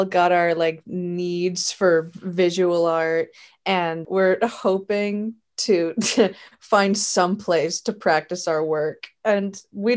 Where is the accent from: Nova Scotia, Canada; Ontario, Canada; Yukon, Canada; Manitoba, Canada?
Ontario, Canada; St. Catharines; Right now I'm in my hometown. I'm in my parents' home. I'm in St. Catharines.